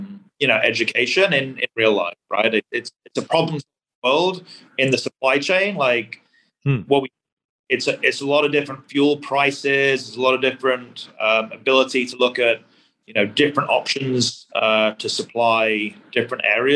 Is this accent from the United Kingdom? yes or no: yes; Bradford, Yorkshire and the Humber, United Kingdom; moved away as an adult; also born or lived in London, United Kingdom; now in Texas, United States; So I grew up in a city in England called Bradford. It's in a part of the country called Yorkshire, which is the north of England.